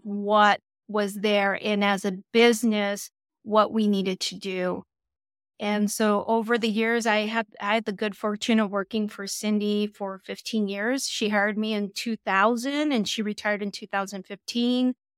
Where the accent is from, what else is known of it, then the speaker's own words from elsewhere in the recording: Los Angeles, California, United States; growing up in East Los Angeles